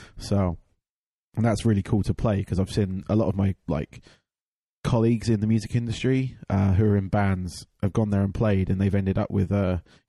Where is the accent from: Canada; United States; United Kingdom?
United Kingdom; England; I'm from England